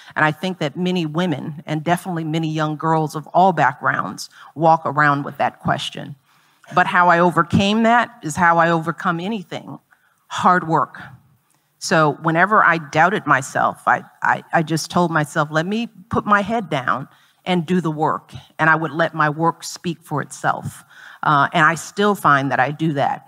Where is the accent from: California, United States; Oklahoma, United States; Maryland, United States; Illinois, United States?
Illinois, United States; Chicago; I grew up in Chicago in a working class community